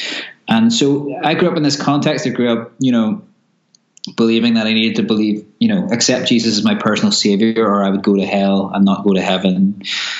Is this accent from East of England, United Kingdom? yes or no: no; Belfast, Northern Ireland, United Kingdom; I grew up in Belfast in Northern Ireland during the Troubles.